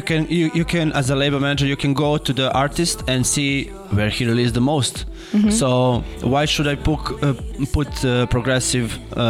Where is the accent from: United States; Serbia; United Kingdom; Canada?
Serbia; we are from Serbia